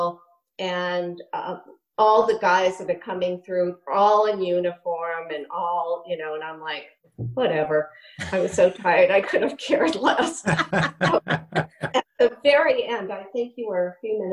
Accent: Maine, United States; moved away as an adult; also born or lived in Sparta, New Jersey / Connecticut; I was from Maine

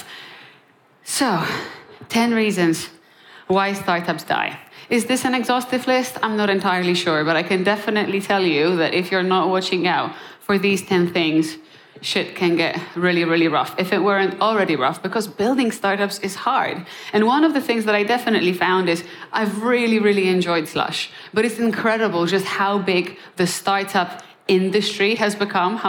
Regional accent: Poland; moved away; also born or lived in Krakow, Poland; I'm born and raised in Poland

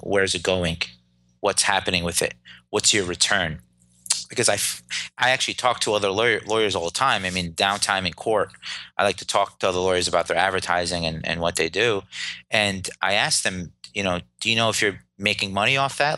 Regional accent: Clifton, New Jersey, United States; I was born and raised in Clifton, New Jersey

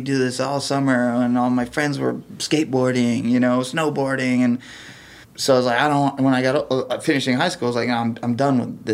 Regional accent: Detroit, Michigan, United States; also born or lived in Denver; now in Boston, United States; I was born in Detroit

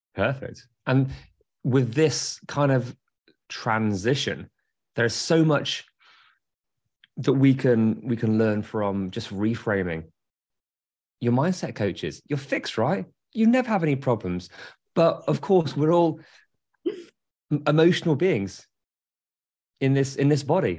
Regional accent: England, United Kingdom; I'm English.

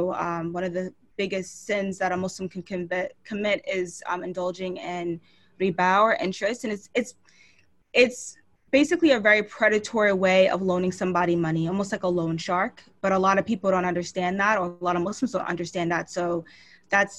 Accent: Long Island, New York, United States; now in Philadelphia, United States; I grew up in Long Island, New York

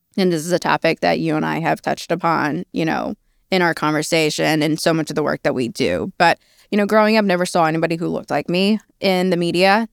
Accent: New Mexico, United States; also born or lived in China; I am Chinese by birth. I am New Mexican by, by upbringing

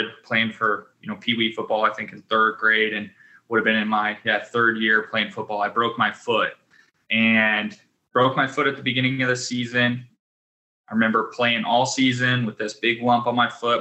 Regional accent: Pratt, Kansas, United States; I grew up in a small town in Western Kansas, Pratt

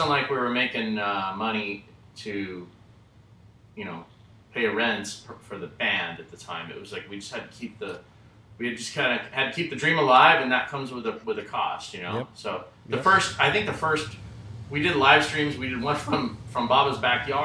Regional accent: Burbank, California, United States; I'm from Burbank, California

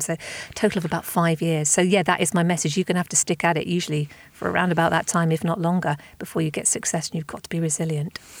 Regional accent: Southampton, South East England, United Kingdom; my hometown of Southampton

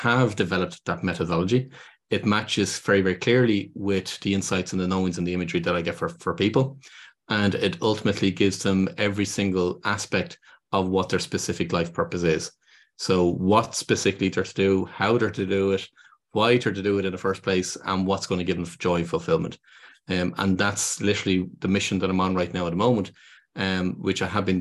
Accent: Dublin, Leinster, Ireland; I'm from Dublin in Ireland

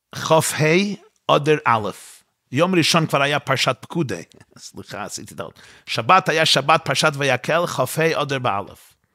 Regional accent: New York City, New York, United States; אני גדלתי באותה שכונה בקרונהייטס וגרתי שמה

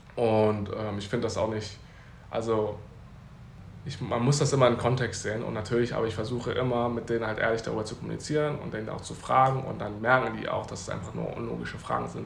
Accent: Germany; also born or lived in Taipei, Taiwan; ich bin Deutsch

